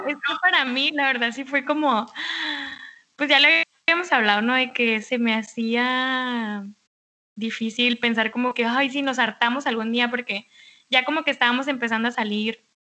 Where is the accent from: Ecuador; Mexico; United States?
Mexico; Mexicali, Baja California; mi tierra natal es la ciudad de Mexicali, Baja California